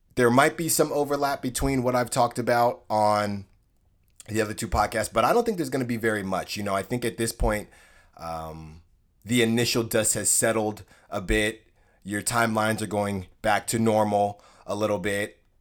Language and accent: English; Concord, California, United States; I'm from Concord, California, a nice city, suburb in the Bay Area, in the East Bay